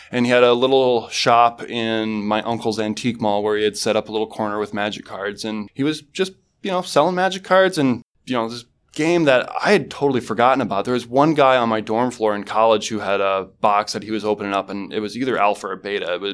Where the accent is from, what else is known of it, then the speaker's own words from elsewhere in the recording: Mason City, Iowa, United States; also born or lived in Fresno, California; I was born in Fresno, California, but I spent most of my years growing up in Mason City, Iowa.